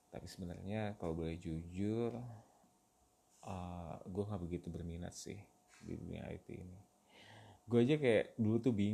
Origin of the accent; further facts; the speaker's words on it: Bandung, West Java, Indonesia; gue lahir dan besar di Bandung gue menyelesaikan semua pendidikan gue di Bandung dari mulai TK sampai universitas semuanya di Bandung